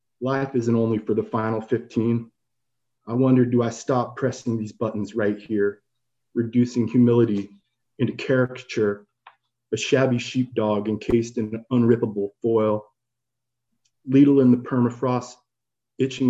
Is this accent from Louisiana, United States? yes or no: no; Santa Rosa, California, United States; now in Brooklyn, United States; I grew up in Santa Rosa, California, going to City Lights since I was a child